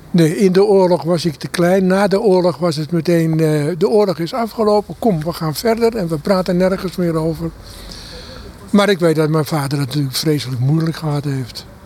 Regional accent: Amsterdam, North Holland, Netherlands; also born or lived in Harlingen; Ik ben opgegroeid in Amsterdam

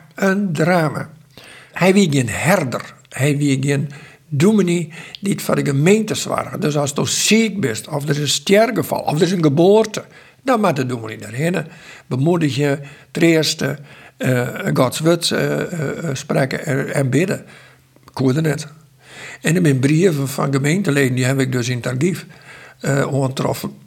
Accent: Sexbierum, Friesland, Netherlands; ik kom uit Sijsberum

